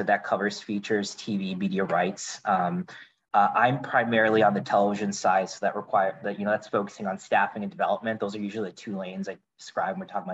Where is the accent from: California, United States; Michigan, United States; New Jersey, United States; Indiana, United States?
Indiana, United States; moved away as an adult; now in Los Angeles, United States; I grew up in the Midwest from Indiana